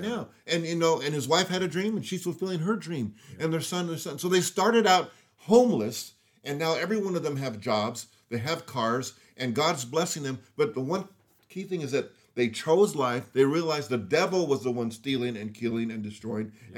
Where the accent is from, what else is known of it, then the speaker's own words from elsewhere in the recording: Los Angeles, California, United States; I grew up in Los Angeles area in the hood.